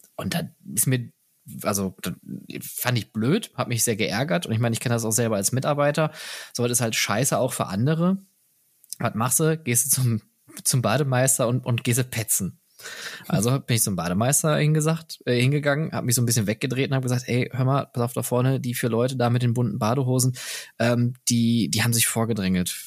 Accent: Germany; als Deutscher

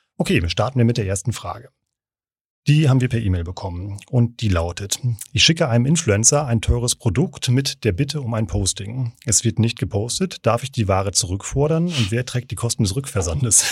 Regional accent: Siegerland, North Rhine-Westphalia, Germany; ich bin Siegerländer

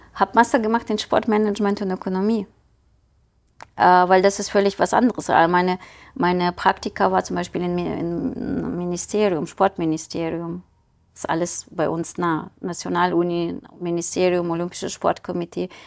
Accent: Ukraine; German is a second language; moved away as an adult; also born or lived in Kyiv, Ukraine; now in Düsseldorf, Germany; Ich bin geboren in der Ukraine

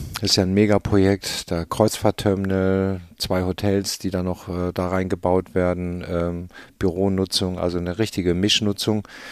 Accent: Hamburg, Germany; als Hamburger

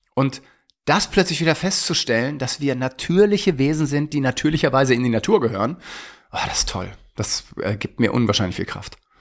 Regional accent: Germany; bei uns in Deutschland

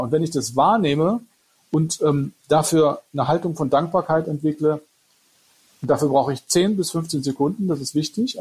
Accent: Freiburg, Baden-Württemberg, Germany; Ich bin aus Freiburg, ja.

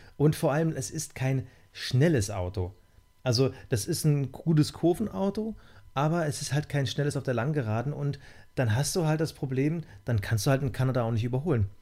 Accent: East Germany, Germany; ich bin in der DDR geboren

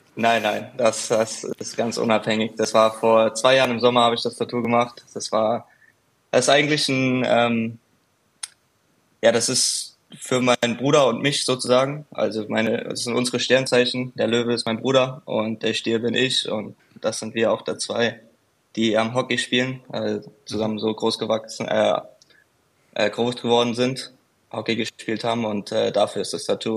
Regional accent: Frankfurt, Hesse, Germany; Frankfurt ist ja ist ja meine Heimat, ich bin ja von dort

